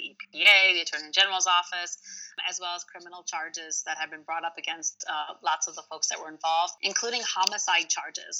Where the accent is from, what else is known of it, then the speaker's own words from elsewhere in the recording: Royal Oak, Michigan, United States; first language Arabic; English is a second language; the place I grew up here in Michigan, Royal Oak